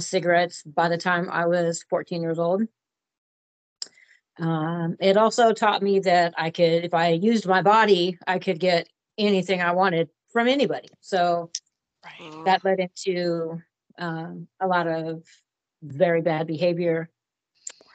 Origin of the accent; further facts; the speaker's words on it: Portland, Oregon, United States; I was born and raised here in Portland, Oregon, to a middle-class family